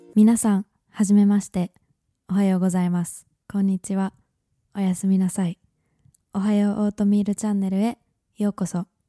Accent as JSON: {"language": "Japanese", "country": "Japan", "tie": "born or raised there", "moved": "as an adult", "lives_now": "London, United Kingdom", "said": "日本で生まれ育ったんですけど2018年にイギリスの大学に入学してからロンドンで"}